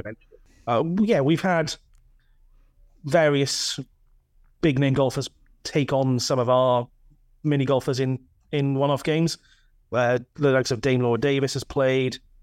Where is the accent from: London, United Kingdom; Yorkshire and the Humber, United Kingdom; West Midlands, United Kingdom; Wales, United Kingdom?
Wales, United Kingdom; north of Swansea; accent: Welsh; now in Pontypridd, United Kingdom; just north of Swansea originally